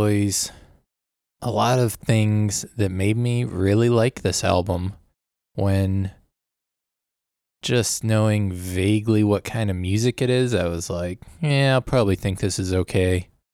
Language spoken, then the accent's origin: English; Michigan, United States; we're from Michigan, which is near Ohio